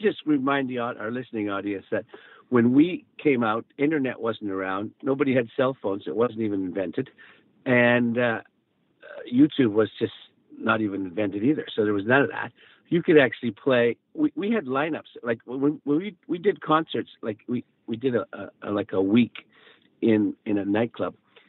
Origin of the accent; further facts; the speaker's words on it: Calgary, Alberta, Canada; we came to Vancouver from Calgary to record and actually to get together with Bruce Allen, our manager